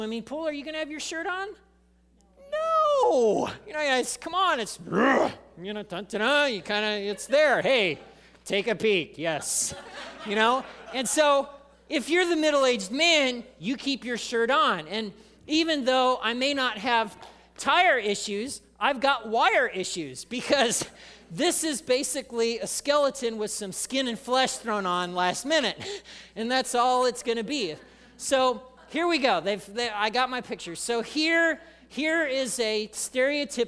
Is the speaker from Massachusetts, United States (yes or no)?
no; Indiana, United States; moved away; I grew up in Indiana